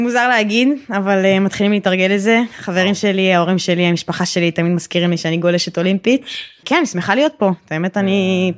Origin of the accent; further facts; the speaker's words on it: Tel Aviv, Tel Aviv District, Israel; אני תל אביבית במקור